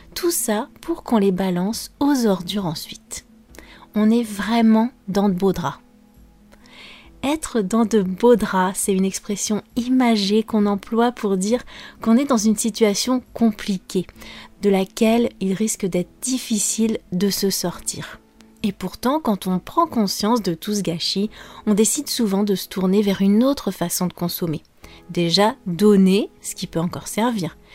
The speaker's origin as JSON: {"language": "French", "country": "France", "said": "je suis française"}